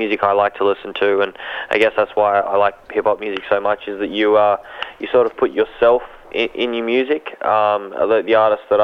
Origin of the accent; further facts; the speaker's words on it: Sydney, New South Wales, Australia; also born or lived in Melbourne; I was born in Melbourne and raised in Sydney. My parents are Egyptian